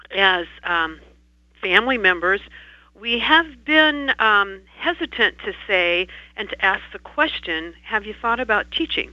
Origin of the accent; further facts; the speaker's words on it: Bedford, Iowa, United States; I am from Bedford, Iowa, which is a rural community